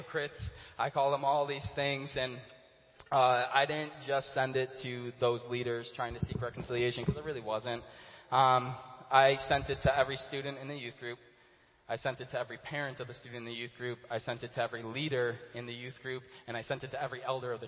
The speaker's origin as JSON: {"language": "English", "town": "Chicago", "region": "Illinois", "country": "United States", "tie": "born or raised there", "said": "I grew up in Chicago my whole life, my whole childhood I was there"}